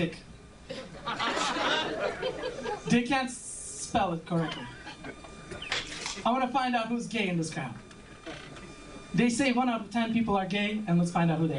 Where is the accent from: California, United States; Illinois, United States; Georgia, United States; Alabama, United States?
California, United States; Alameda; No, I'm from the Middle East. Bay Area. From the island of Alhameda.